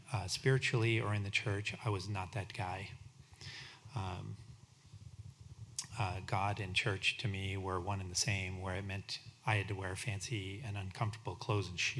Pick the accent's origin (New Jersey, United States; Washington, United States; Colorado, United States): Colorado, United States; Denver; I was raised in the Denver, Colorado area